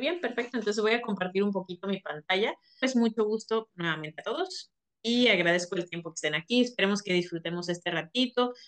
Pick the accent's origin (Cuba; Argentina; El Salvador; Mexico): Mexico; also born or lived in Monterrey, Nuevo León; somos mexicanos